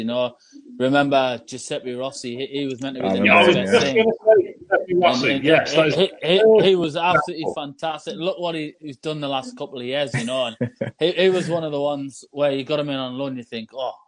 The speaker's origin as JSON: {"language": "English", "town": "Newcastle upon Tyne", "region": "North East England", "country": "United Kingdom", "said": "I'm just a local lad"}